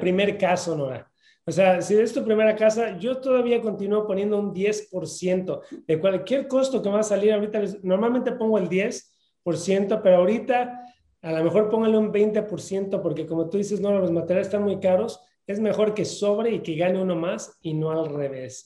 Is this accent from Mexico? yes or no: yes; Mexico; moved away; yo vengo de México y normalmente no confiamos en la gente